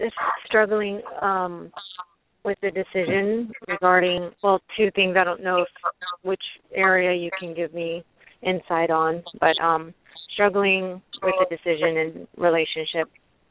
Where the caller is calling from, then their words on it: Maryland, United States; I'm calling from Maryland.